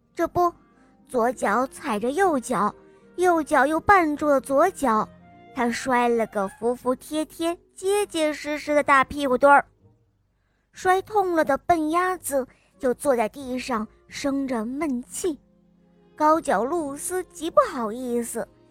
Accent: Hangzhou, Zhejiang, China; 我今年七岁了，我来自杭州

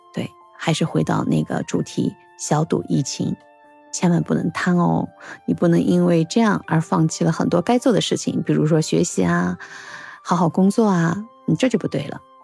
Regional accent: China; 我们中国人

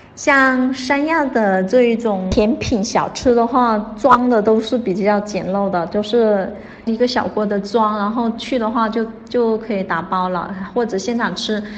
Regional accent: Hainan, China; 我们海南人本地人特别喜欢吃

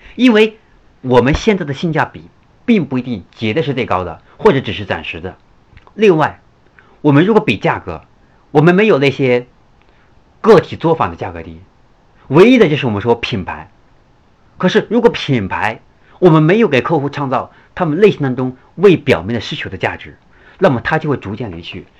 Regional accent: China; 现在我们中国人，我们就是我们中国目前对价值、性价比的追求

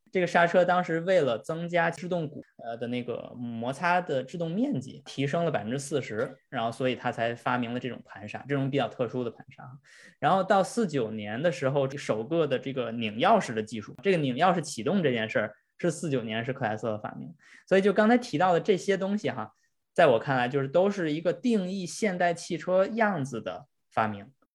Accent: China; 我们中国人

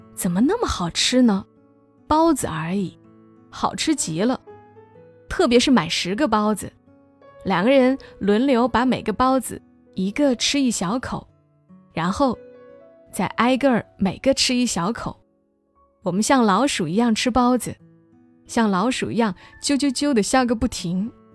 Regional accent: Hunan, China; 身为湖南人

